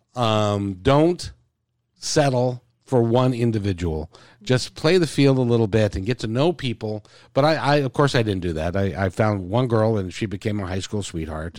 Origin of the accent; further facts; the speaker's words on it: Seattle, Washington, United States; also born or lived in Idaho Falls, Idaho; we moved here about three months later. So, I've lived here my whole life, and, uh, um, grew up in the Ravenna area